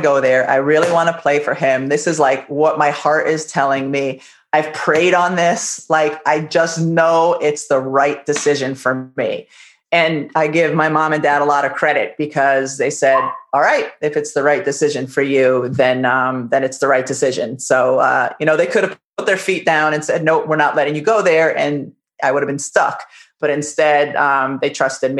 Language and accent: English; Massachusetts, United States; I grew up in Massachusetts, but my parents were teachers in Connecticut